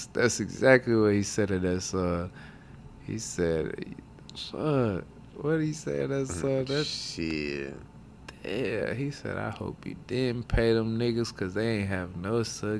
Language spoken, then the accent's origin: English; the South, United States; I'm really from the South, bro.